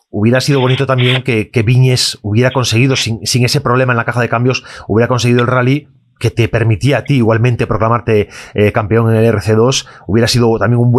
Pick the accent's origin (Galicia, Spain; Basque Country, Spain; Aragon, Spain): Galicia, Spain; porque yo soy gallego, eh, tú también, y al final nos vas representando a los gallegos por el mundo